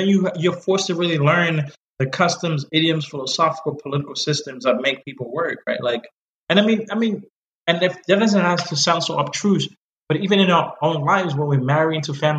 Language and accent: English; Zambia; I'm from Zambia